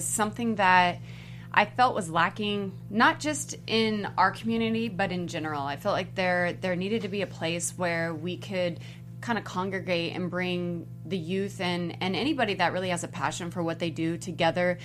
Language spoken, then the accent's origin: English; Los Angeles, California, United States; also born or lived in West Covina; I grew up in East LA, El Monte kind of area, and I had moved to West Covina